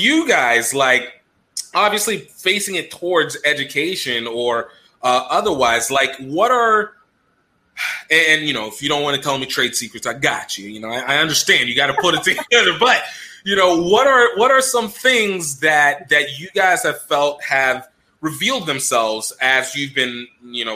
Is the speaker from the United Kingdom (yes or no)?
no; Nigeria; as a Nigerian